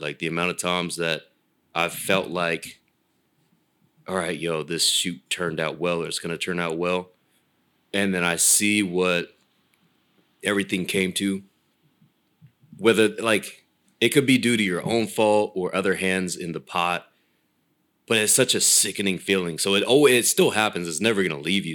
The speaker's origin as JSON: {"language": "English", "town": "Folsom", "region": "California", "country": "United States", "tie": "born or raised there", "also_born_or_lived": "Rancho Cordova, California", "moved": "as an adult", "lives_now": "Los Angeles, United States", "said": "So I'm Sacramento County. Uh, I was Rancho, and then spent the most of my the rest of my uh, teenage and adult life in Folsom before I moved out to uh"}